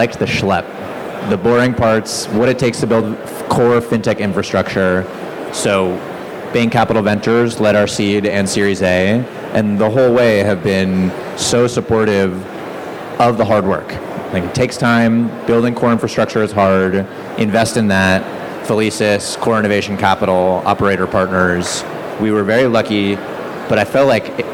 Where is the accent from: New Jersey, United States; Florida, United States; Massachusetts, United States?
Massachusetts, United States; moved away; also born or lived in Bay Area, California; I grew up in Massachusetts